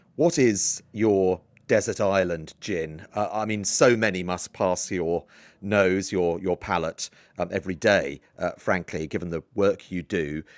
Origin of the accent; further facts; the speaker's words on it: Isle of Wight, South East England, United Kingdom; I grew up on the Isle of Wight